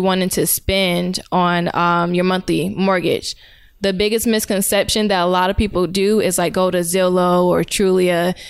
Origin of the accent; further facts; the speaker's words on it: Powder Springs, Georgia, United States; also born or lived in Connecticut; But I grew up here in Cobb County in Powder Springs.